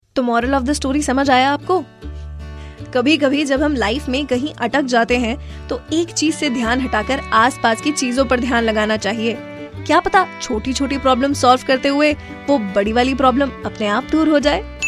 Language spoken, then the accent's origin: Hindi; Rajasthan, India; मैं राजस्थान से हूँ